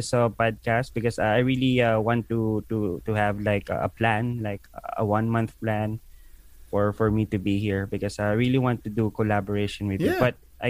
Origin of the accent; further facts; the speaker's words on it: Philippines; moved away as an adult; now in Abu Dhabi, United Arab Emirates; I'm from the Philippines.